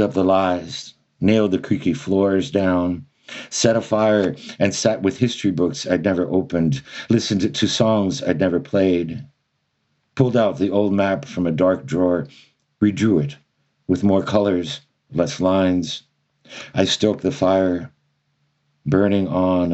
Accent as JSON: {"language": "English", "town": "Miami", "region": "Florida", "country": "United States", "tie": "born or raised there", "said": "in Miami, which is a very unique place, to say the least, to grow up in."}